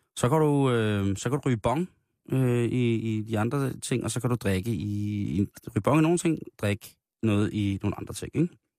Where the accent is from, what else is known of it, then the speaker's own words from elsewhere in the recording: Denmark; der er vi jo af danskere et så genert folkefærd